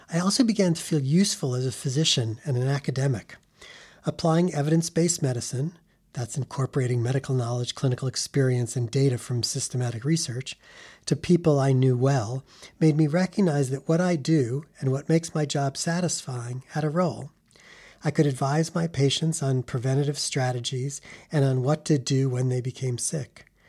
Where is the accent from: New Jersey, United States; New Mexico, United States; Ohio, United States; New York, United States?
New York, United States; New York City; now in Chicago, United States; New York City, my hometown